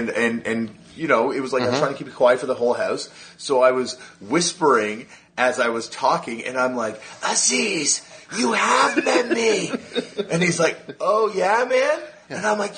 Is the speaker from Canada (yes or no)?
yes; Canada; As a Canadian, changed the game